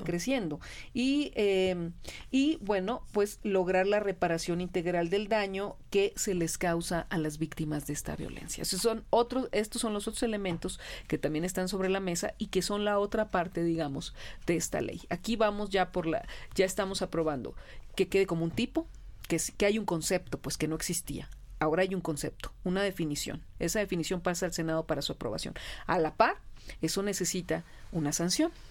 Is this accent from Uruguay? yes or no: no; Hermosillo, Sonora, Mexico; moved away; yo soy de Hermosillo